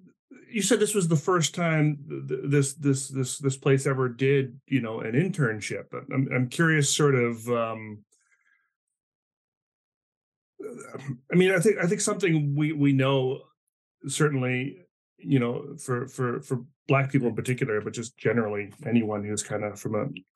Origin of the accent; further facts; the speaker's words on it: New Brunswick, Canada; I grew up in the East Coast of Canada in New Brunswick, which is, you know, just borders Maine.